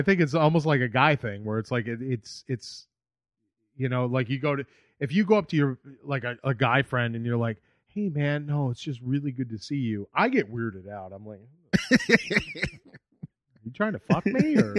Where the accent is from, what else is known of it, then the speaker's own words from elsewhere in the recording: New England, United States; Yeah, because I knew French people like growing up because I grew up in New England.